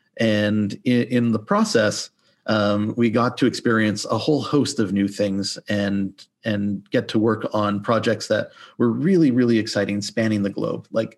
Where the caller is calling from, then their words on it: Toronto, Ontario, Canada; So I am currently Zooming in from the lovely Toronto, Canada